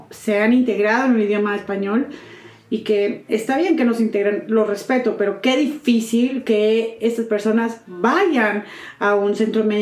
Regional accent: Mexico; first language Spanish

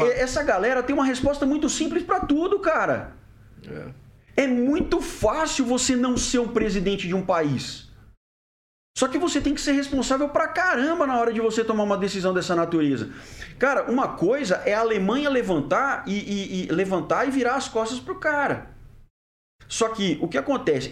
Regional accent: Brazil; also born or lived in Germany; eu, como brasileiro

